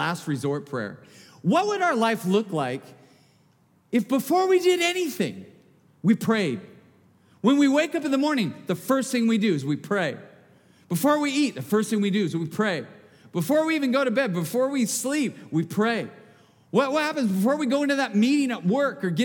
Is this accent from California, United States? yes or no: yes; Bakersfield, California, United States; I'm from Bakersfield. All we sell in the hardware store is duct tape. Come on. And I live there